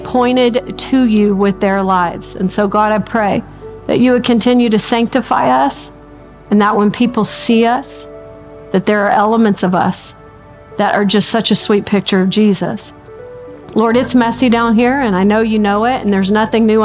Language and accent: English; the South, United States; I'm from the South